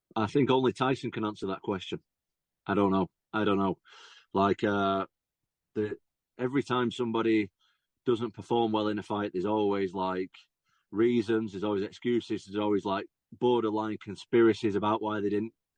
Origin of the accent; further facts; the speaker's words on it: England, United Kingdom; I'm obviously an English guy